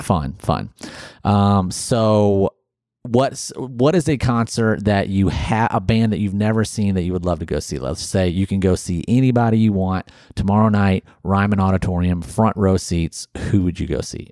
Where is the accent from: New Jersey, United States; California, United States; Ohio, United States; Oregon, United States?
Ohio, United States; moved away as an adult; also born or lived in Alabama; I grew up in Ohio, went to college down in Alabama